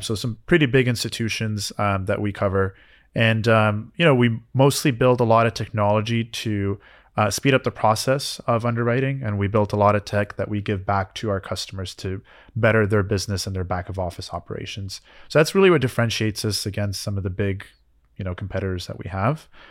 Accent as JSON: {"language": "English", "country": "Canada", "moved": "yes", "lives_now": "United States", "said": "I had to wait for my green card as a Canadian."}